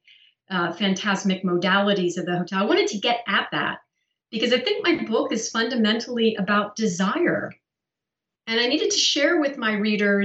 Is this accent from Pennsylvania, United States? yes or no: yes; Pennsylvania, United States; I grew up in Pennsylvania in a very small rural town full of farmers